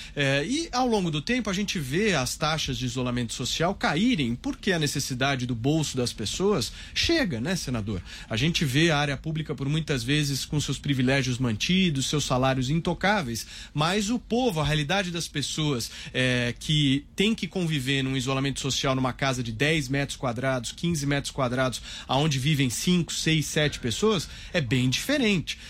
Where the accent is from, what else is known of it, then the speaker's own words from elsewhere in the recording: Brazil; eu como brasileiro